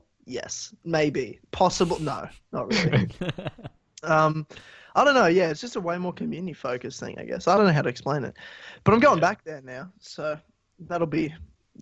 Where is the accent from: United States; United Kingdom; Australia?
Australia; Brisbane, Queensland; now in Melbourne, Australia; I grew up in Queensland, but like near the capital in Brisbane